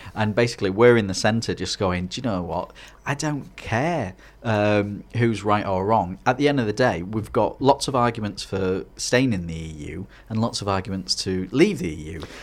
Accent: Hartlepool, North East England, United Kingdom; also born or lived in Scarborough; now in Middlesbrough, United Kingdom; I'm actually from Harley Pool.

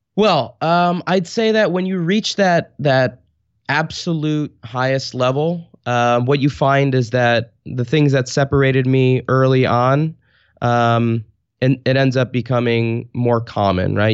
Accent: Garwood, New Jersey, United States; moved away as an adult; also born or lived in New York City / Italy; now in Portland, United States; I grew up in Garwood, New Jersey, which is a tiny town

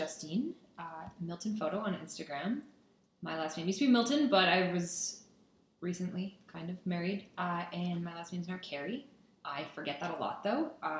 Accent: Saudi Arabia; And then fun facts, I grew up in Saudi Arabia.

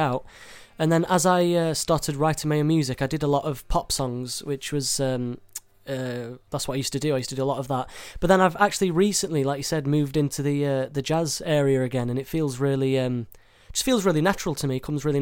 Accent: Sheffield, Yorkshire and the Humber, United Kingdom; I grew up in Sheffield, which I still am now

